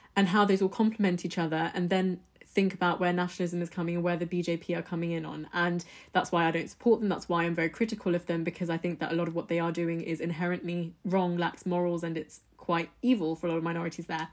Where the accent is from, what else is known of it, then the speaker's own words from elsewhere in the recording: United Kingdom; my background, I'm British Indian. So, my parents, we're, we're Indian, we're Hindus, we're Punjabis.